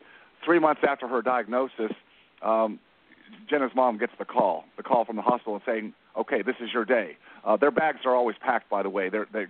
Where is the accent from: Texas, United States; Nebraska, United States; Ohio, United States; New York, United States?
Texas, United States; Dallas; I come from Dallas, so I took a different route.